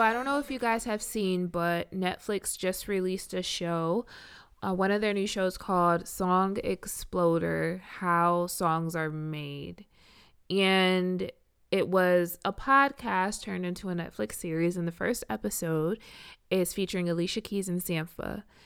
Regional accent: Richmond, Virginia, United States; also born or lived in Iowa; I am from Richmond

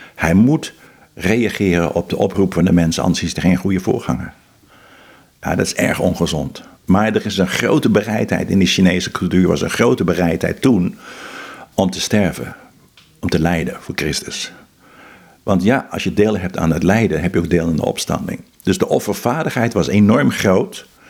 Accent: Netherlands; also born or lived in Philippines

